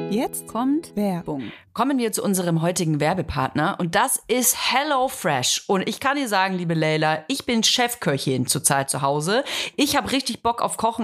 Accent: Franconia, Bavaria, Germany; moved away; ich komme ja aus Franken

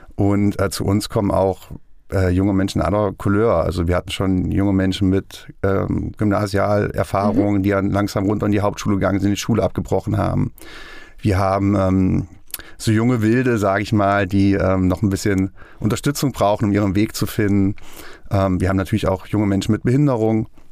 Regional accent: Kassel, Hesse, Germany; moved away as an adult; now in Fulda, Germany; Ich komme aus Kassel eigentlich, bin vor vier Jahren nach Schöne Fulda gezogen

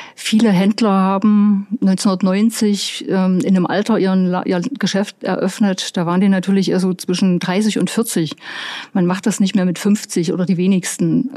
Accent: Ore Mountains, Saxony, Germany; Bei uns im Erzgebirge haben die dann 20.000 Einwohner

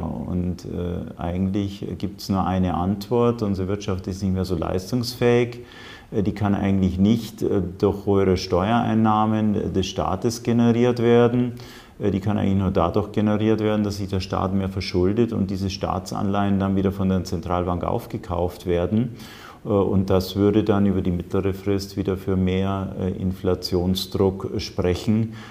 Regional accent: Germany; bei uns in Deutschland

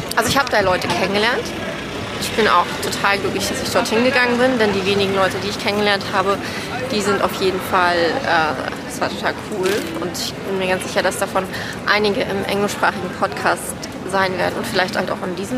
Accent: Germany; ich komme aus Deutschland

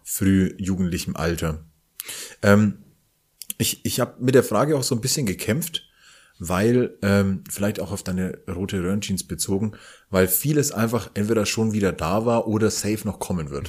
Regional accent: Franconia, Bavaria, Germany; accent: Franconian rolled R; als ähm, Franke mit rollendem R

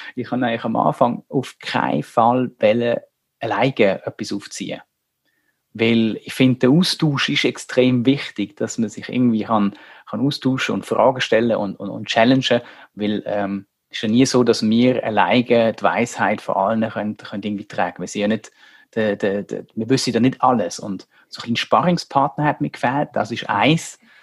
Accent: Germany; now in Switzerland; Wir sind in Deutschland aufgewachsen

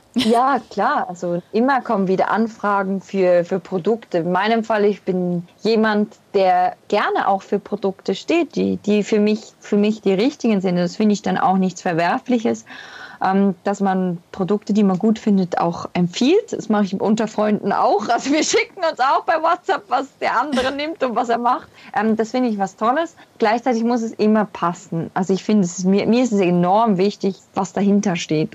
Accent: Switzerland; first language Swiss German; zu Hause verbracht habe in meiner Schweiz, in meiner Heimat

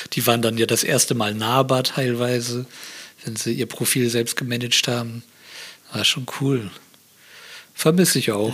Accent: Bremerhaven, Bremen, Germany; now in Berlin, Germany; ich bin ja aus Bremerhaven

